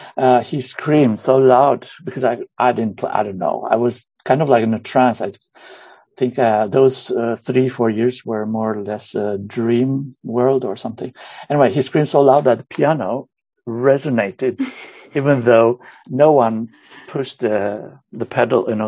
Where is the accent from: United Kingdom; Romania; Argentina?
Romania; moved away as an adult; now in Hammerfest, Norway; Originally, I'm from Romania. I moved to Norway when I was about 21, 22 yeah, since then I've I've lived here.